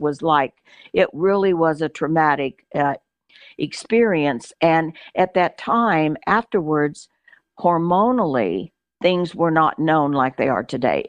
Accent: Cushing, Oklahoma, United States; also born or lived in New Mexico / South Texas / Moore, Oklahoma; I was born in Cushing, Oklahoma. Uh, if you can believe that, uh, Oklahoma girl, uh, lived in Oklahoma a few years when we were children.

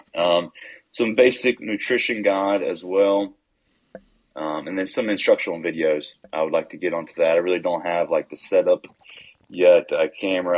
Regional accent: West Virginia, United States; I'm originally from Norfolk, West Virginia, same place Avery grew up

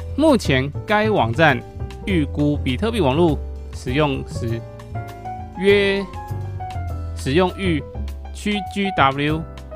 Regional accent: Taiwan; 我使台湾人

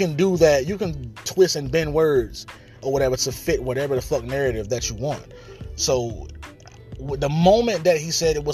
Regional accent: Atlanta, Georgia, United States; I'm from Atlanta, Georgia, man. I'm talking about the inner city of Atlanta, Georgia, man. I'm from the Pittsburgh community of Atlanta, Georgia

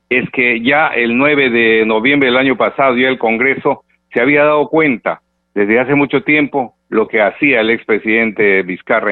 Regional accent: Peru; como peruanos de buena fe

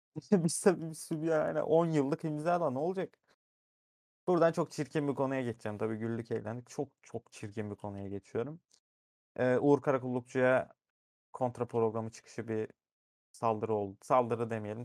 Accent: Erzurum, Turkey; Ben bir Erzurumluyum. O şehrin ekmeğini yedim. 20 yıl orada yaşadım.

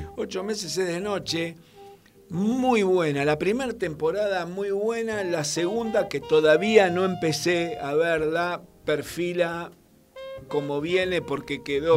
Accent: Argentina

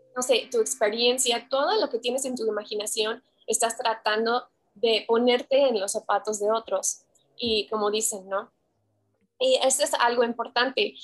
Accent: Pacific Northwest, United States; Spanish is a second language; moved away as an adult; also born or lived in Oklahoma; now in Guadalajara, Mexico; Nací en Oklahoma, pero crecí totalmente en el Pacific Northwest, así Oregon, Washington, todo eso.

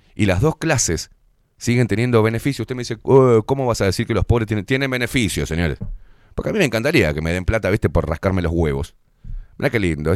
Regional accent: Uruguay; Los que vivimos acá y los que somos uruguayos

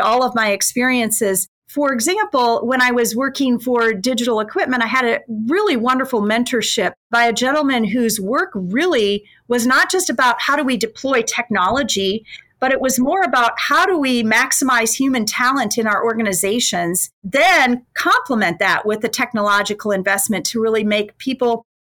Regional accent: Mitchell, South Dakota, United States; moved away as an adult; also born or lived in Germany; now in Davenport, United States; my hometown in South Dakota

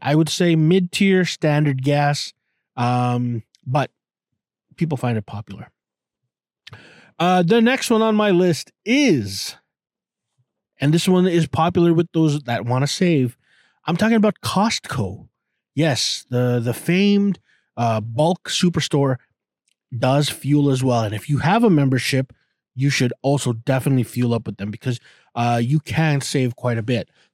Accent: Canada; I'm a Canadian

